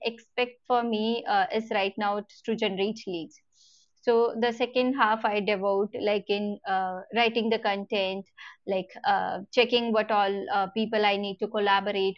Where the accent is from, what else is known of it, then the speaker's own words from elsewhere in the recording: India; as an Indian company or Indian citizens